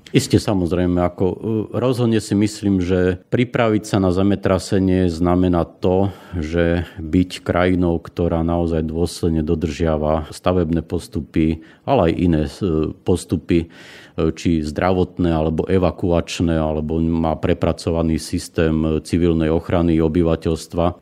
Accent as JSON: {"language": "Slovak", "town": "Svit", "region": "Prešov Region", "country": "Slovakia", "tie": "born or raised there", "said": "Pochádzam z Tatier zo Svitu"}